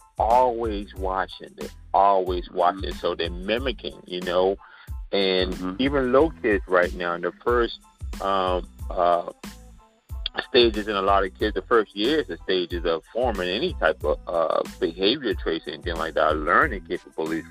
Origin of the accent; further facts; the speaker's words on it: Charleston, South Carolina, United States; accent: Gullah and Geechee; moved away as an adult; also born or lived in New York; I came up from Charleston, South Carolina